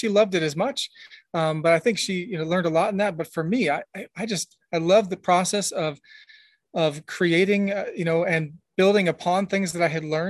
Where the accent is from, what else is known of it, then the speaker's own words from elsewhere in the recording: Tacoma, Washington, United States; born there; I was born in Tacoma, Washington, military kid. So, you know, we moved around a ton.